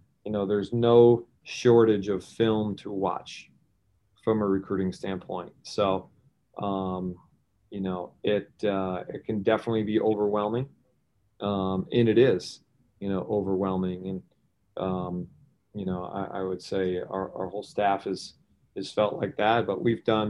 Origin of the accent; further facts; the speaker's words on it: Syracuse, New York, United States; I grew up in Syracuse, was a Syracuse fan.